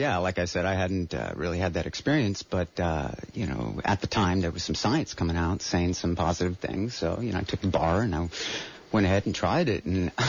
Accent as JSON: {"language": "English", "town": "Miami", "region": "Florida", "country": "United States", "moved": "as an adult", "lives_now": "Santa Cruz, United States", "said": "No, not originally. I came to the Bay Area back in 2000 from Miami."}